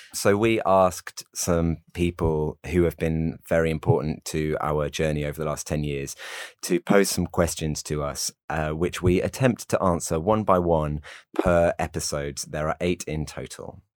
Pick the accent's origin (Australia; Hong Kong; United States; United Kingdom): United Kingdom; we're all British and white